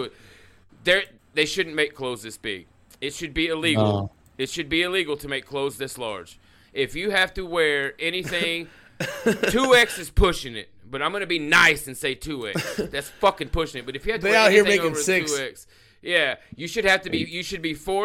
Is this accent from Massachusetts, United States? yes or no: no; Oklahoma, United States; growing up in Oklahoma, but I grew up in the inner city